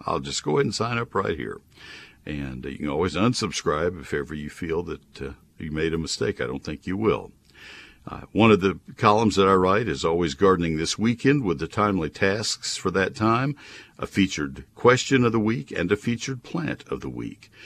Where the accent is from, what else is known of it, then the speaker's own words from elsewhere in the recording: College Station, Texas, United States; also born or lived in Ohio; growing up in College Station, Texas, which is even farther south, and uh, the the son of parents from Nebraska